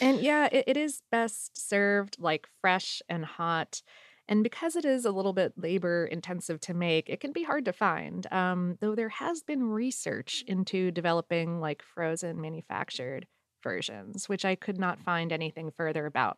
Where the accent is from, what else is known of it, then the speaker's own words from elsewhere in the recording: South Florida, United States; moved away as an adult; now in Atlanta, United States; I grew up in South Florida and went to college in Central Florida